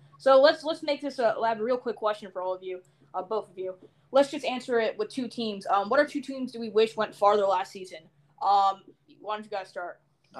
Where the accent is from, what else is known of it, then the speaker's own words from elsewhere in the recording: Virginia, United States; I'm from Virginia. I'm 17.